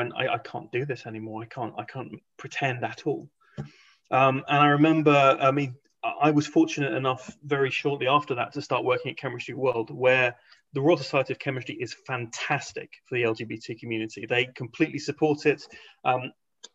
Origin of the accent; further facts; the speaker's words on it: Hong Kong; moved away; also born or lived in England; I grew up in Hong Kong, then went to a boarding school